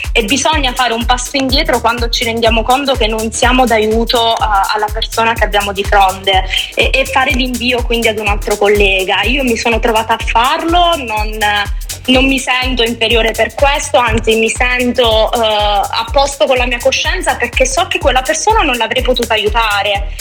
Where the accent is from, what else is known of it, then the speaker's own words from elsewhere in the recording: a small town in Calabria, Italy; moved away as an adult; dopo tredici anni in città non è facile tornare in un paesino di tre, quattro mila abitanti